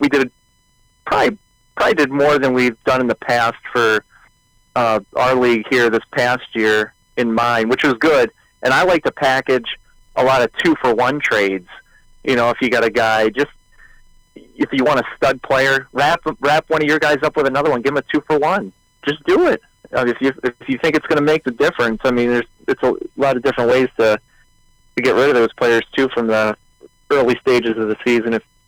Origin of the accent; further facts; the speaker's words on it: Baltimore, Maryland, United States; I guess I'm from Baltimore, Maryland